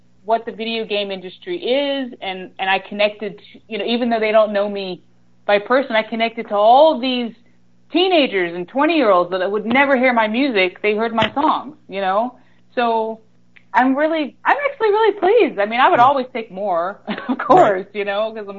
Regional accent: Greensboro, North Carolina, United States; I started out in the country. And so I moved to Greensboro when I was like 8 or 9

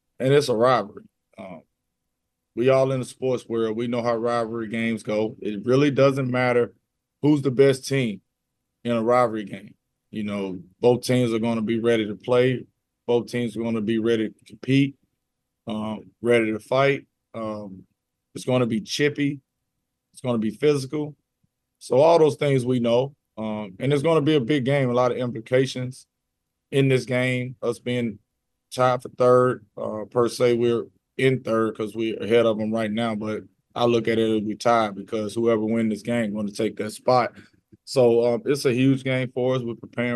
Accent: Jackson, Mississippi, United States; I'm from Jackson

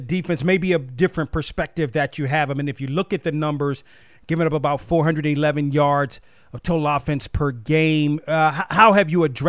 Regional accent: United States; growing up in the Washington area, remembering Frostburg State was like a D3 team.

